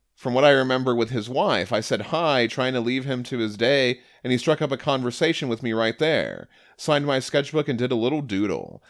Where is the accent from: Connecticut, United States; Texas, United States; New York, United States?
Connecticut, United States; now in Maryland, United States; I grew up in Connecticut, just outside Fairfield